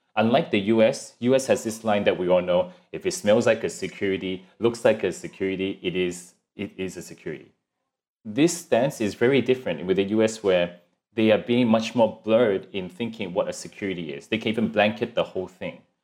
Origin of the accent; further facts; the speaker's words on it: Hong Kong; now in Singapore; I'm originally from Hong Kong and then, uh, 'cause my family's here in Singapore, so we moved over here